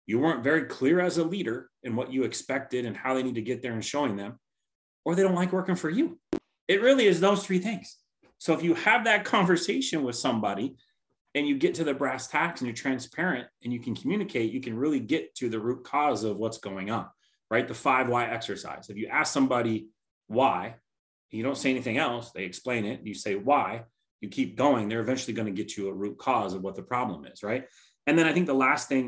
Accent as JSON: {"language": "English", "town": "Tacoma", "region": "Washington", "country": "United States", "tie": "born or raised there", "said": "Born and raised in Tacoma, Parkland area."}